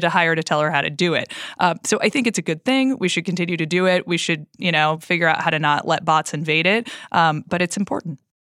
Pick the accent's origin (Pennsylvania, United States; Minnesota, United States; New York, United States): Minnesota, United States; I am from Minnesota